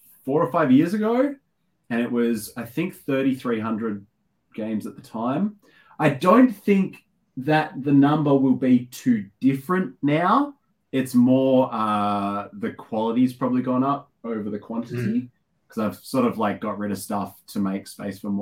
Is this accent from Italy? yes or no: no; Australia; also born or lived in Western Australia; Yes, I am an Aussie. I'm over in Western Australia